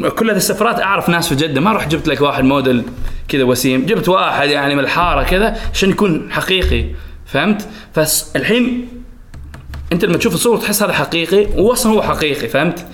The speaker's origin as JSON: {"language": "Arabic", "country": "Oman", "also_born_or_lived": "Saudi Arabia", "said": "اثنين وعشرين، طلعت من عمان"}